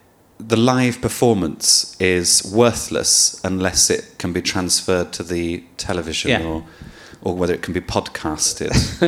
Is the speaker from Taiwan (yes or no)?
no; Birmingham, West Midlands, United Kingdom; because I'm from Birmingham, but I have no accent or any evidence that I'm from there, but I am from there and I do love it.